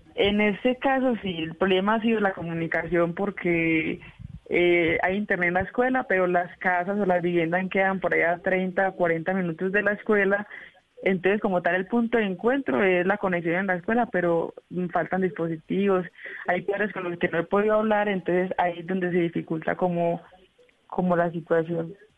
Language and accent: Spanish; Giraldo, Antioquia, Colombia; also born or lived in Vichada; Yo soy del municipio de Giraldo, Antioquia, también occidente em, antioqueño